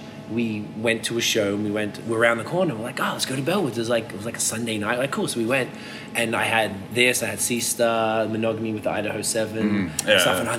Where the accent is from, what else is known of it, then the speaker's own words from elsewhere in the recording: Australia; now in Canada; I'm from Australia